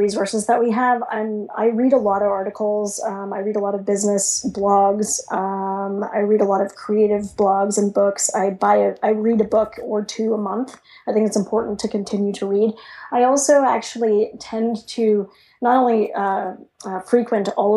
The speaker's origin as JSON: {"language": "English", "country": "Canada", "said": "I'm Canadian"}